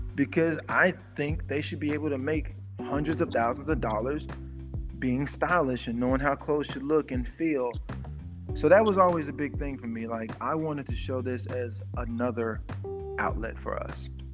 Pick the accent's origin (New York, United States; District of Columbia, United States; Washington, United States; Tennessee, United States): Tennessee, United States; Memphis; I'm from Memphis, you know, so where I'm from, you either have a good job or you you're hustling or you're just broke.